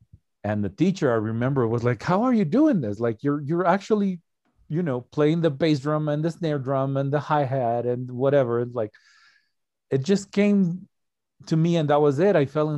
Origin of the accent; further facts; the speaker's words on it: Ecuador; English is a second language; Oh, no. Actually, I'm from Ecuador, South America.